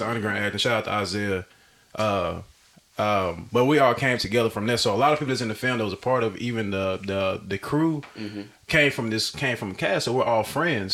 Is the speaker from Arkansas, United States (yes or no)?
yes; Arkansas, United States; moved away; I'm from Arkansas originally